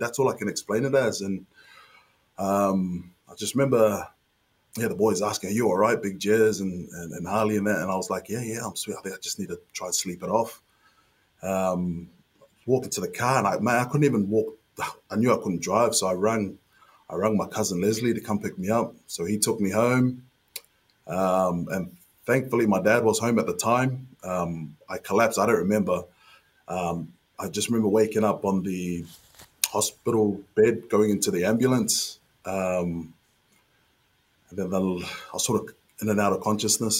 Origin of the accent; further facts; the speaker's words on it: Auckland, New Zealand; moved away as an adult; also born or lived in Wigan; play for my hometown club uh, in front of my family, my friends, my schoolmates.